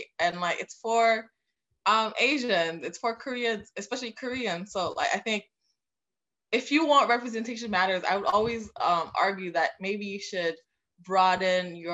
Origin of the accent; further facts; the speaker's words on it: Haiti; now in United States; I'm from Haiti originally.